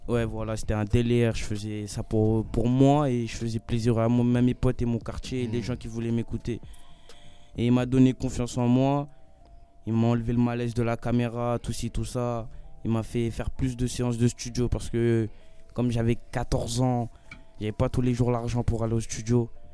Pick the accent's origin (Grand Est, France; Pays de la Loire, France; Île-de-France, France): Île-de-France, France; Gonesse; moi je viens de Gonesse, c'est 95, c'est à côté